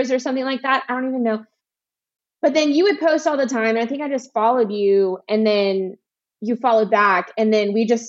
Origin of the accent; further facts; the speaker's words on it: Alabama, United States; I'm from the South